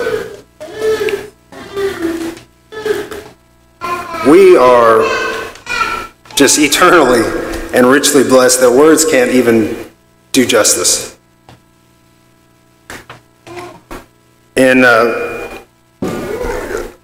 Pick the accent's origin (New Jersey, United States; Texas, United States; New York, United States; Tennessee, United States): Texas, United States; Lubbock; I was born in Lubbock, Texas